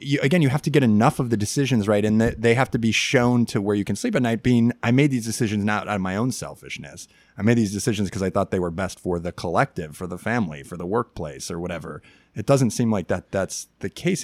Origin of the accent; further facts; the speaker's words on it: Chicago, Illinois, United States; I grew up in Chicago in the 1990s